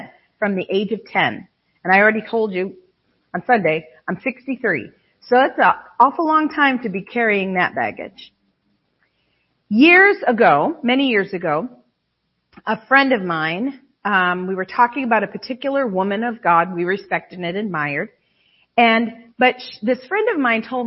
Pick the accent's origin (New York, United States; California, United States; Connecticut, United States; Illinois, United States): New York, United States; Western New York State, United States; we're from Western New York State.